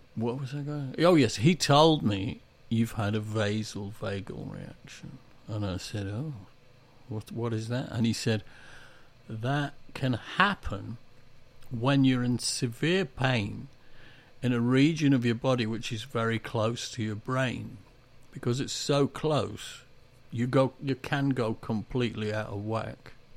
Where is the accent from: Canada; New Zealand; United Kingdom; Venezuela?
United Kingdom; England; When I was growing up in the Industrial Revolution, um, it was all about Danish bacon. You used to get adverts on telly for it. You did? In England